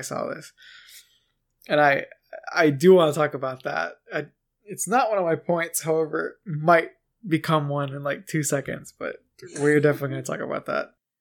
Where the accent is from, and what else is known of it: United States